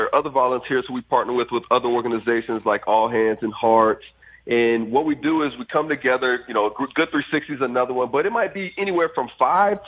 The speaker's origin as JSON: {"language": "English", "town": "Fort Myers", "region": "Florida", "country": "United States", "tie": "born or raised there", "said": "my hometown of Fort Myers"}